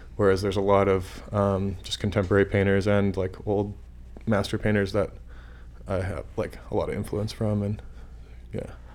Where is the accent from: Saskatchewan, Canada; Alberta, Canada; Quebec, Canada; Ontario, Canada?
Saskatchewan, Canada; moved away; I'm from Saskatchewan